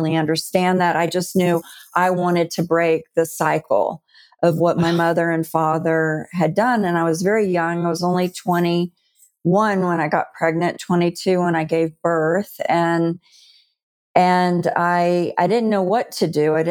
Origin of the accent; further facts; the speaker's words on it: Deep South, United States; I'm a Southern girl, and I was raised in the Deep South in the Bible Belt.